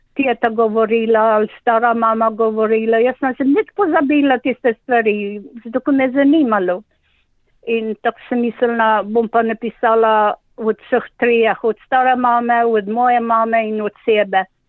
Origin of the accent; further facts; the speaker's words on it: Kozarišče, Inner Carniola–Karst, Slovenia; also born or lived in France; now in Australia; Jaz sem zrasla v Kozarščah v Loški dolini. Jaz sem dorasla tam, hodila v šolo